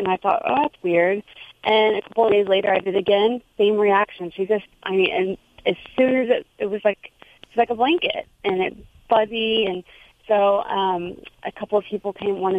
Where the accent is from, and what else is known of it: Houston, Texas, United States; also born or lived in New York City; now in New Jersey, United States